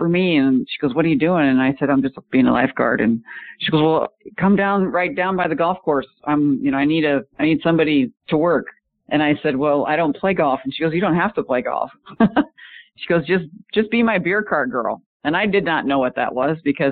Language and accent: English; Omaha, Nebraska, United States; moved away as an adult; also born or lived in Charlotte, North Carolina / Phoenix, Arizona; I was a multi-sport athlete growing up in Omaha, Nebraska, and didn't know golf.